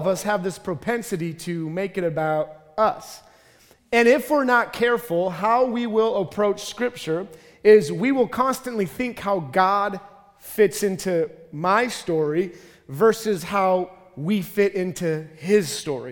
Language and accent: English; Minnesota, United States; I'm from Minnesota.